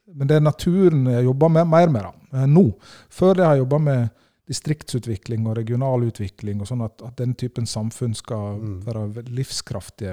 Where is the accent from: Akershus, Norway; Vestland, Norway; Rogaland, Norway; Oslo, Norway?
Vestland, Norway; Årdal; Jeg kommer fra Årdal i Sogn, helt innst i Sognefjorden